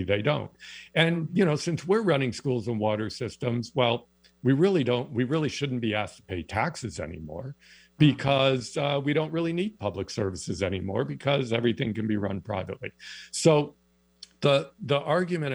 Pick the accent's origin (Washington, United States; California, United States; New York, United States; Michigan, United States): Michigan, United States; East Lansing; now in Canada; I grew up in East Lansing, Michigan